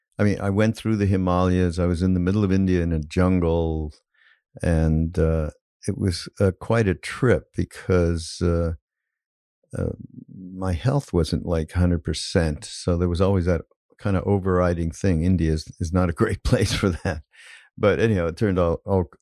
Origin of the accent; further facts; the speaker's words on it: Canada; now I'm Canadian